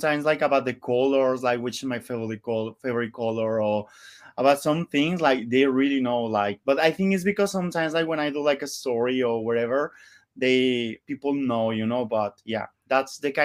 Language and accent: English; Monterrey, Nuevo León, Mexico; English is a second language; moved away as an adult; now in Barcelona, Spain; I'm from Mexico, from Monterrey, from the north.